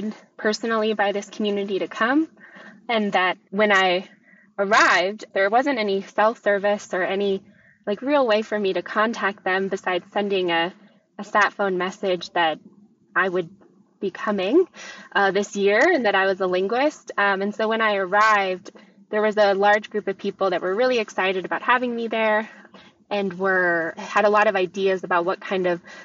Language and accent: English; Northern California, United States; moved away as an adult; now in Boston, United States; I'm from Northern California